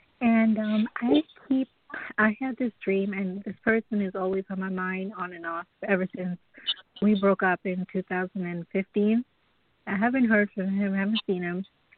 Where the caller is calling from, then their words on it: Long Island, New York, United States; From New York. Long Island, New York.